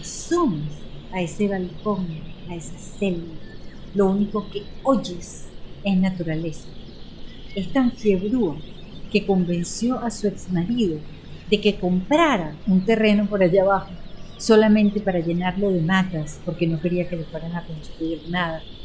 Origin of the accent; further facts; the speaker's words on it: Caracas, Capital District, Venezuela; amamos los caraqueños